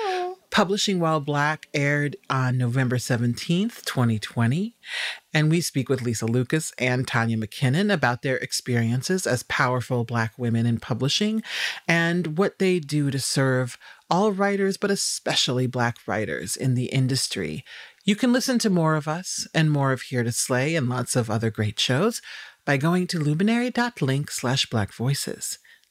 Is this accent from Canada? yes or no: no; Haiti; But excuse me, I'm from Haiti. I know a fucking coup when I see one.